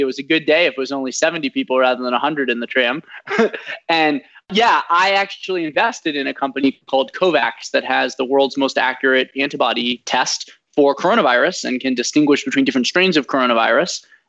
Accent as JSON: {"language": "English", "region": "Vienna", "country": "Austria", "tie": "born there", "also_born_or_lived": "Washington DC / St. Louis / Bay Area", "moved": "yes", "said": "I was born in Vienna, Austria, lived in DC, St. Louis, the Bay Area, went to Stanford"}